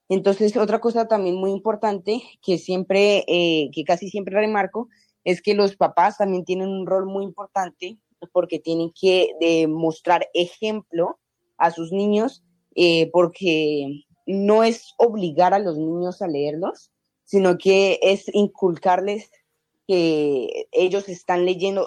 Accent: Cali, Valle del Cauca, Colombia; now in Canada; Yo soy de Cali, Colombia

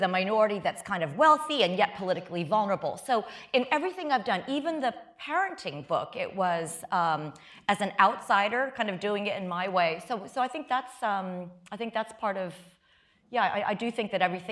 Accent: West Lafayette, Indiana, United States; first language Chinese; English is a second language; moved away; also born or lived in Champaign, Illinois; I was born in Champaign, Illinois, so I was born in this country. But back then, there were far fewer Asians when I was growing up. Very, very few. I grew up in West Lafayette, Indiana

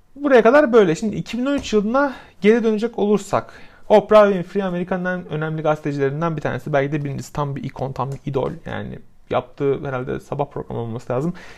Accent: Samsun, Turkey; benim de aynı zamanda memleketim olan Samsun'un

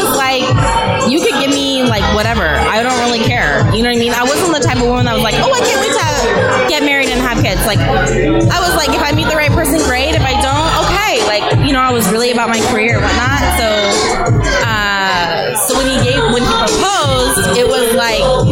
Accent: United States; I'm first generation American

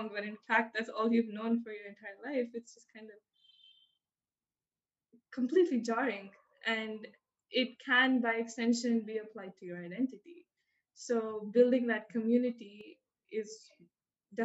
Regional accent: India; moved away as an adult; now in United States; I grew up learning British English because I grew up in India

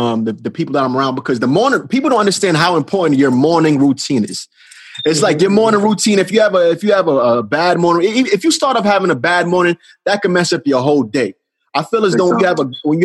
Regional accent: Jamaica; I'm Jamaican

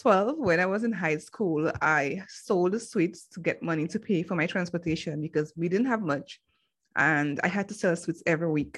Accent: Dominica; I'm from the Commonwealth of Dominica, and that is in the Caribbean.

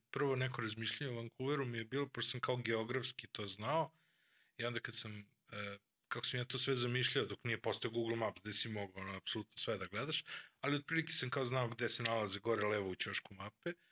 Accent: Vršac, Vojvodina, Serbia; moved away; ja sam u stvari, uh, ja sam emigrirao iz Vršca praktično pre više od 20 godina sad.

